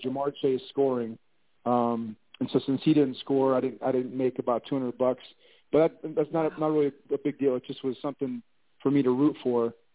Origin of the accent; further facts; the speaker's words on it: Ohio, United States; I'm from Ohio, so Ohio State University